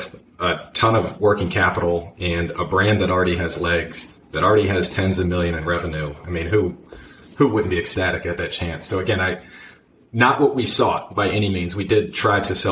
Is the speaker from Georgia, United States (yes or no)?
no; Virginia, United States; I was born and raised in Virginia. I've lived in the U.S. my whole life.